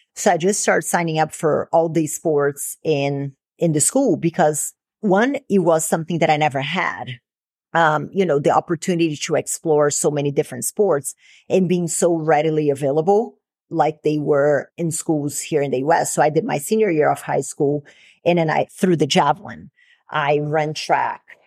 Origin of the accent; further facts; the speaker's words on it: Brazil; moved away; growing up in Brazil